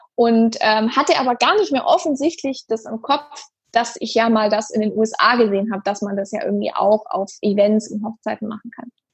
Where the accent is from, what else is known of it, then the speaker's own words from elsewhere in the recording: Stuttgart, Baden-Württemberg, Germany; in meiner Heimatstadt, wo ich gerne was zurückgeben möchte